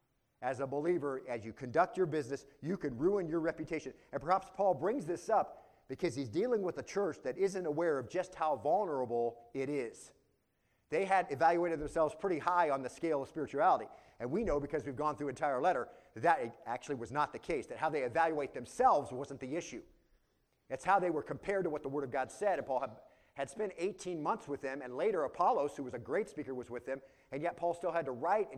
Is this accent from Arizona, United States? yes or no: yes; Arizona, United States; I grew up in Arizona, far from towns, out on a ranch.